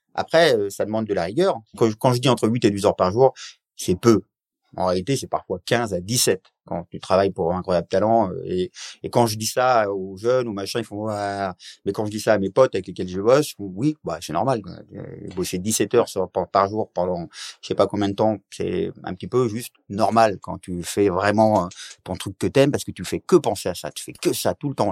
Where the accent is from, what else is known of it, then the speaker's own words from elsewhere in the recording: Oise, Hauts-de-France, France; moved away; also born or lived in Paris; Donc je viens de l'Oise à la base et j'avais j'ai vécu après plein d'années à Paris